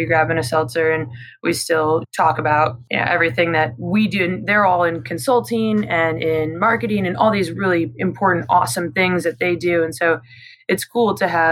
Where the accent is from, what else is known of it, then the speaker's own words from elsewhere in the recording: Midwest, United States; also born or lived in Denver, Colorado; now in Charlotte, United States; I grew up in a small Midwestern town